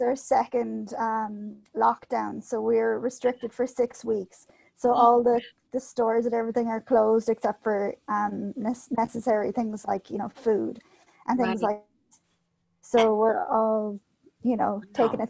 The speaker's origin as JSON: {"language": "English", "country": "Ireland", "said": "as an Irish person"}